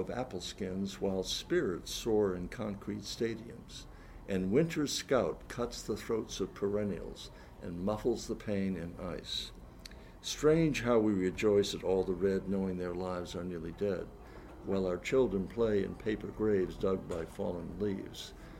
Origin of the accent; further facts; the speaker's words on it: New England, United States; because I come from New England